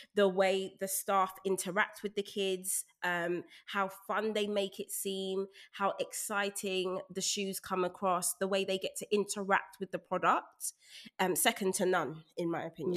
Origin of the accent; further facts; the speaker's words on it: London, United Kingdom; I was raised in Brixton